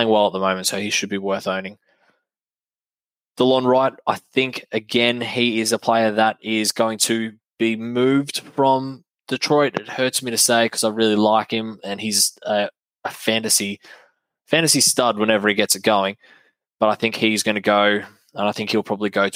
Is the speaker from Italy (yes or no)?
no; Australia; I'm an Aussie